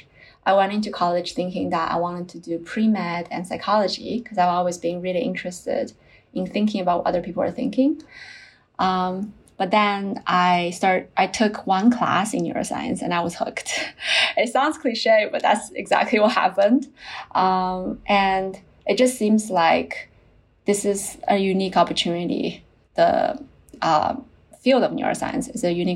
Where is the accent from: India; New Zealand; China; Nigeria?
China; moved away as an adult; also born or lived in South Carolina, United States / Princeton, United States / Shanghai, China; I grew up in China and then I went to the US for my undergrad.